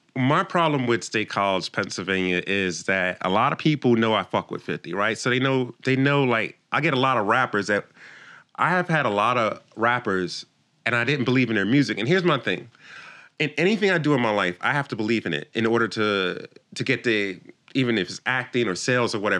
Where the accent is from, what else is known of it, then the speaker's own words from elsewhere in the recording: Jamaica; moved away; also born or lived in Philadelphia, United States; I came from Jamaica. I was born in Jamaica, a small island